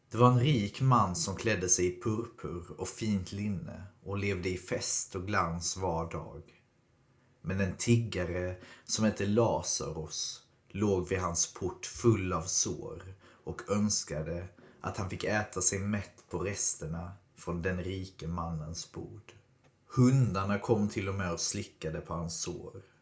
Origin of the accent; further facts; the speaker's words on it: Skåne, Sweden; Jag tänker att liksom som för mig som är skåning så jag har ju aldrig riktigt hört historien om Skåne utifrån Skånes perspektiv utan alltid från Sveriges perspektiv.